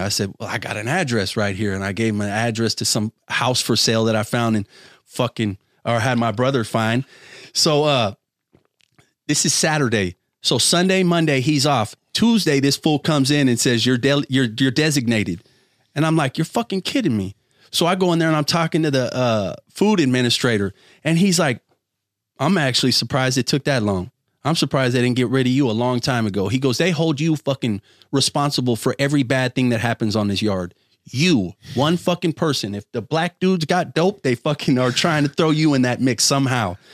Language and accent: English; Bay Area, California, United States; also born or lived in Rodeo, California / Contra Costa County; I'm from the Bay Area, bro, where everybody listens to fucking hip hop.